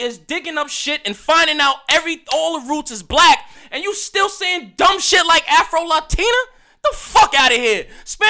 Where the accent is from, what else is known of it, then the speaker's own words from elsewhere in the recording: Australia; It's just Australian. I'm Australia. I came from Australia. I'm an Australian guy.